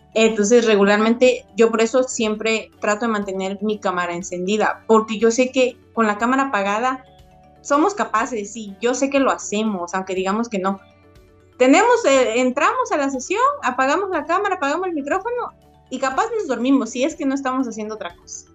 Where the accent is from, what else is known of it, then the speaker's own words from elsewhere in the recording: Mexico; como mexicanos